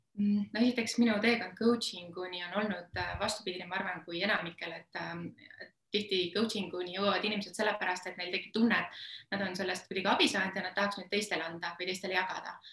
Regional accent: Estonia; üles kasvanud ma olen üsna tavalises Eesti peres

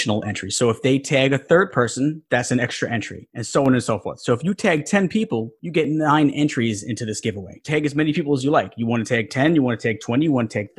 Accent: New York, United States; I'm from New York

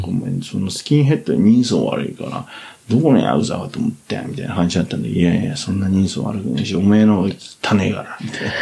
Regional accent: Tokyo, Japan; そういうところで生まれ育ってた

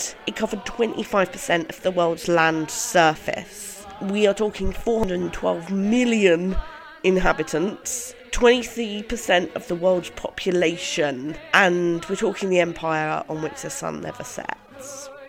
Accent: United Kingdom; I am white British

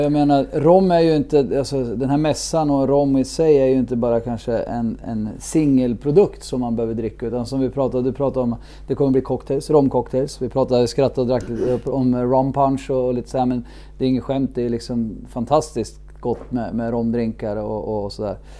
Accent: Sweden; som, som svensk

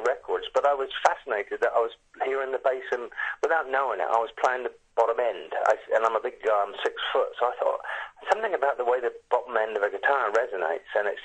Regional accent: Southampton, South East England, United Kingdom; moved away as an adult; now in United States; I grew up in Southampton

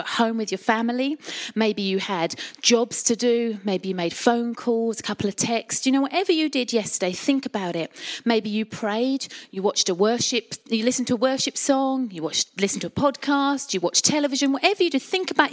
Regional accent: Colchester, East of England, United Kingdom; I'm a Colchester girl, born and bred in Essex

